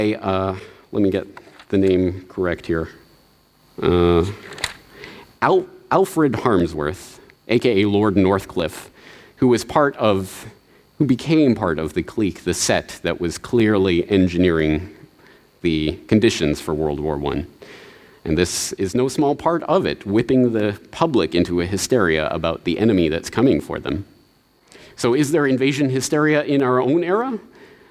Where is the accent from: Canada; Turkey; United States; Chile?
Canada; moved away; I was in Canada, in my hometown